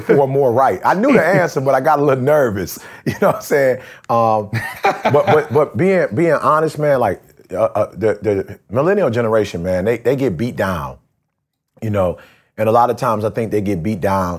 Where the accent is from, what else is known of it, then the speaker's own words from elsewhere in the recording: Detroit, Michigan, United States; growing up in Detroit